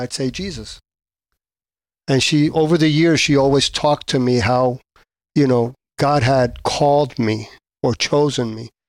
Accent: Adjuntas, Puerto Rico; Well, I was born in Puerto Rico, Adjuntas, Puerto Rico.

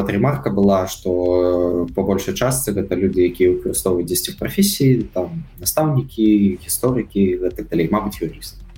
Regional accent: Belarus; Але паколькі я нарадзіўся в Беларусі, гэта земля мяне ўзрасціла, таму

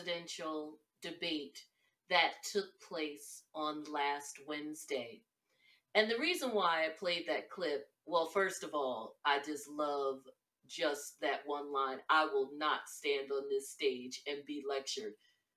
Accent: Northeast, United States; I am from the Northeast

